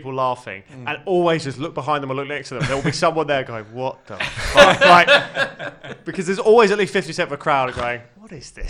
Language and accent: English; Brighton, South East England, United Kingdom; moved away as an adult; also born or lived in Portsmouth; now in London, United Kingdom; Born in Portsmouth, raised in Brighton.